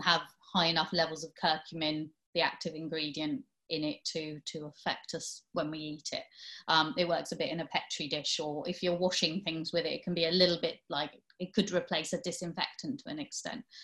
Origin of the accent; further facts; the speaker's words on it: Hastings, South East England, United Kingdom; I grew up in Hastings